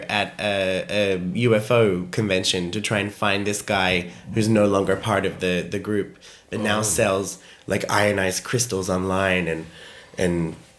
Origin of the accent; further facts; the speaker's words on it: Australia; I am Australian.